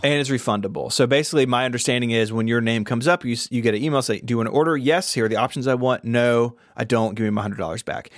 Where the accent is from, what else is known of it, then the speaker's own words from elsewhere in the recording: the South, United States; I'm from the South